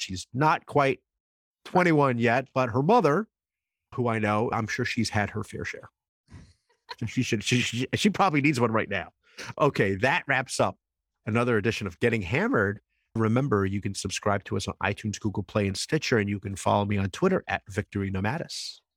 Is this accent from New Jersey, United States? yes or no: yes; New Jersey, United States; I grew up in New Jersey